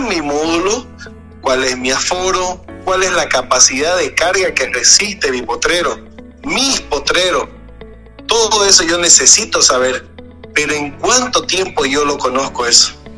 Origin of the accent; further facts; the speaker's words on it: Santa Cruz, Bolivia; tenemos la zona de la chiquitanía